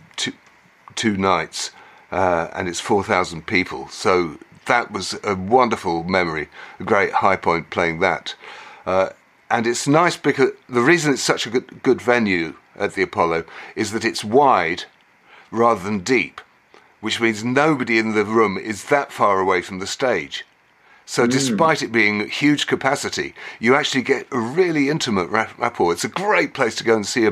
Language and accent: English; England, United Kingdom; we were from England